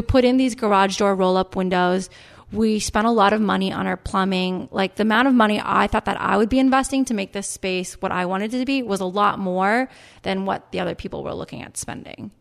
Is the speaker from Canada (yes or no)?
yes; Canada; moved away as an adult; also born or lived in New York; now in United States; I'm Canadian. I went to business school in Canada, and then I moved to New York